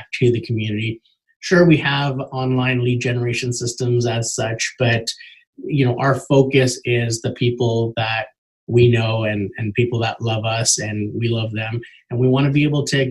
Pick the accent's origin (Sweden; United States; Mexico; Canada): Canada; Markham, Ontario; I grew up in Markham, so I know it well, and it's great to be able to work in a city that you grew up in.